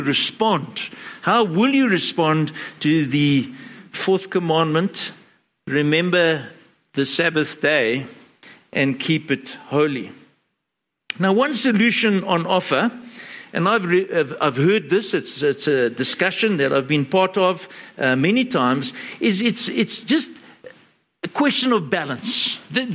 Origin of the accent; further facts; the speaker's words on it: Johannesburg, Gauteng, South Africa; growing up in Joburg